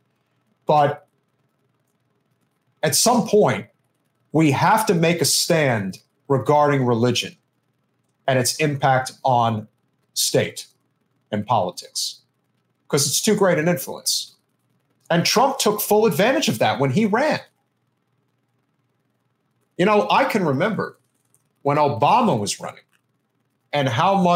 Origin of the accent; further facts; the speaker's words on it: Northeast, United States; growing up in the Northeast, you know, where I come from